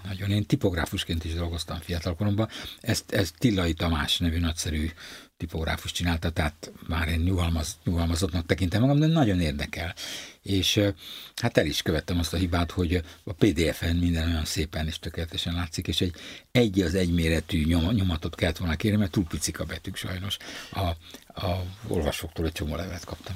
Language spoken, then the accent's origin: Hungarian; Budapest, Hungary; itt Zuglóban nőttem fel, Törökőr nevű környéken